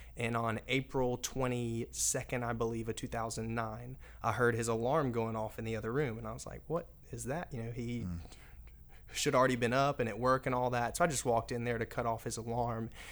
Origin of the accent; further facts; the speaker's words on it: Raleigh, North Carolina, United States; I'm originally from Raleigh, North Carolina